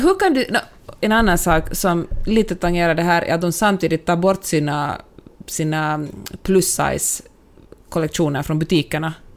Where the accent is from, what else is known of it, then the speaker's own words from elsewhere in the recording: Finland; now in United States; jag är finlandssvensk, för att jag ändå är liksom en, minoritet i mitt eget land